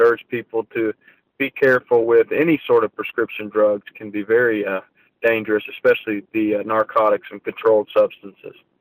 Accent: Ohio, United States; I was from Ohio

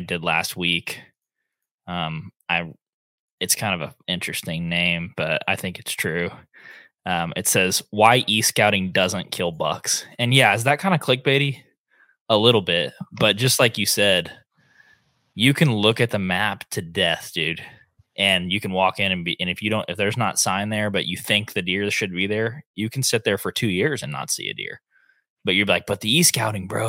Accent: Northeast Oklahoma, United States; We grew up hunting in Northeast Oklahoma

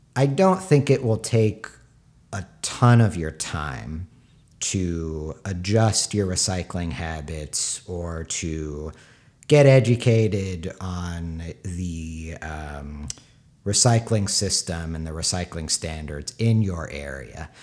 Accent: San Diego, California, United States; moved away; also born or lived in New York; I'm from San Diego. uh, my parents' house. They still live there

